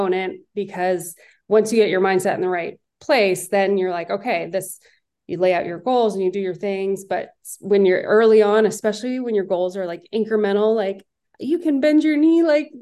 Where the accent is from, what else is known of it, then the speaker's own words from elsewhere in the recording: Northern California, United States; I'm from Northern California